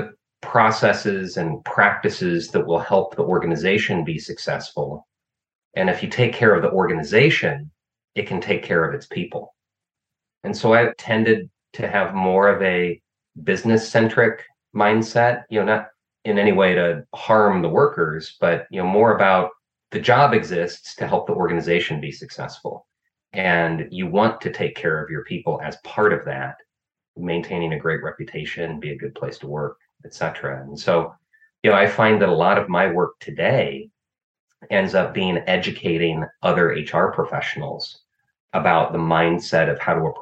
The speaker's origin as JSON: {"language": "English", "region": "Illinois", "country": "United States", "said": "I found a master's program at my home state university, which turned out to be arguably the top human resources master's program in the world at University of Illinois"}